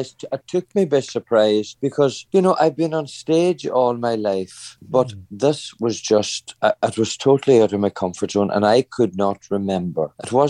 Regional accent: Ireland; You know, I have to say that took me by surprise, because I really did not think, you know, being Irish, that I could be honoured like that.

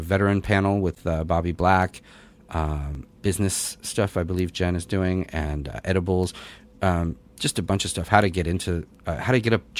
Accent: New England, United States; growing up in New England

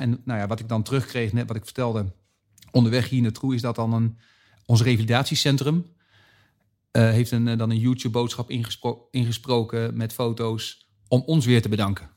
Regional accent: Zeist, Utrecht, Netherlands; We zitten nu in Utrecht en ik kom uit Zeist. Dus ik zit vlakbij mijn geboorteplaats

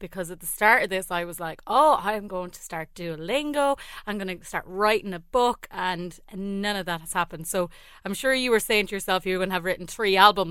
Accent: Mullingar, Westmeath, Ireland; I'm very proud of my hometown.

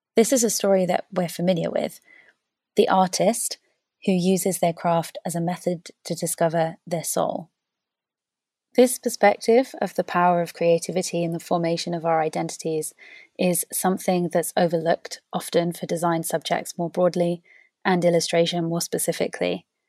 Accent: Wales, United Kingdom; When I was little, growing up in Wales

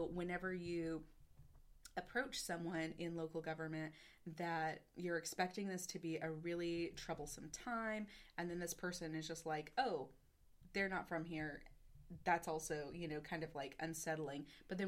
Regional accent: the South, United States; accent: Southern; also born or lived in Texas; now in North Carolina, United States; I drop in and out of a really big Southern accent

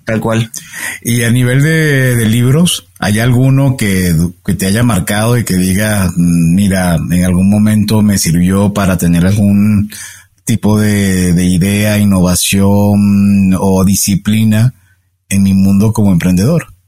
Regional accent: Caracas, Capital District, Venezuela; moved away; yo me crié y pasé la mayor, una buena parte de mi vida en Caracas, soy venezolano caraqueño

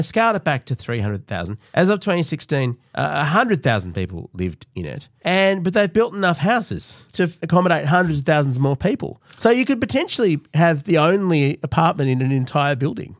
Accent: Australia; as Australians

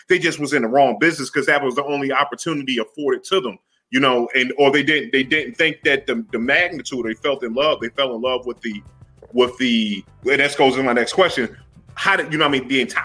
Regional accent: Philadelphia, Pennsylvania, United States; I grew up in Philly

